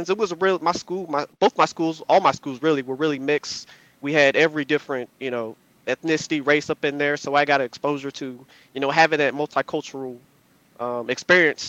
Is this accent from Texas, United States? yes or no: no; Virginia, United States; also born or lived in North Carolina; I was born in North Carolina, raised in Virginia, close to the D.C. area